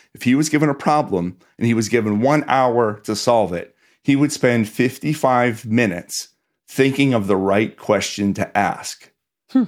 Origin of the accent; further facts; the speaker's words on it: Pittsburgh, Pennsylvania, United States; I grew up in Pittsburgh, did not come from a family with a lot of money